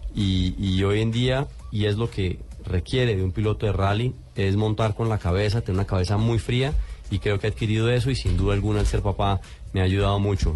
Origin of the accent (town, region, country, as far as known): Colombia